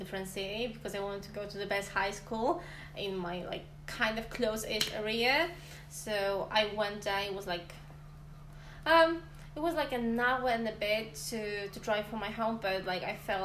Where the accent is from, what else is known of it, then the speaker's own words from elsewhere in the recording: Poland; English is a second language; moved away as an adult; now in Swansea, United Kingdom; I come from Poland, and I'm a student at Swansea University